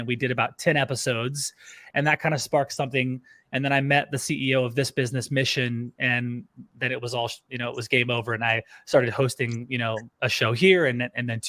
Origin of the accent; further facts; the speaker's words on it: Louisiana, United States; moved away as an adult; also born or lived in California / Orlando, Florida; now in Austin, United States; I grew up in Louisiana